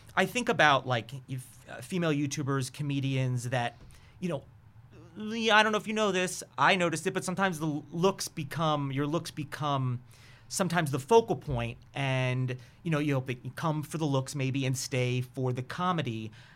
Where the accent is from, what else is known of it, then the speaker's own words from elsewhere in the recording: New York, United States; I'm from New York.